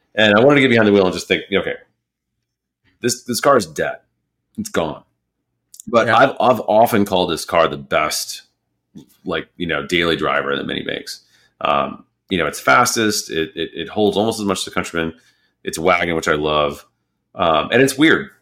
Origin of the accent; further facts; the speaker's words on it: United States; an American